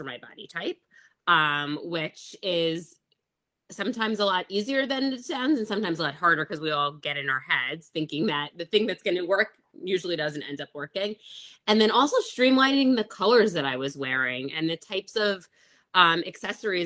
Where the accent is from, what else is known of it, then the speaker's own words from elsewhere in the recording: New York, United States; I'm from New York